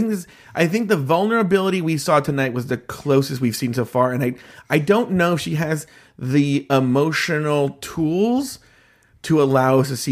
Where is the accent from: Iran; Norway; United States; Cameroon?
United States; Orange County, California; I grew up in Orange County, California, which is about 90% white